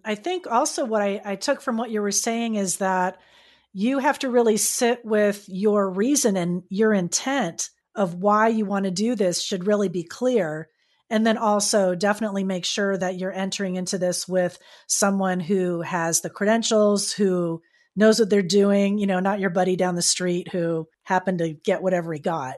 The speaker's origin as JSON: {"language": "English", "region": "Florida", "country": "United States", "said": "I'm from Florida"}